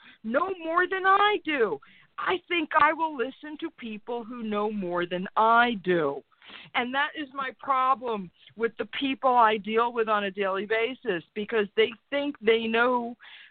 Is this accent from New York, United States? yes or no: yes; New York, United States; moved away; I love New York. I still identify as a New Yorker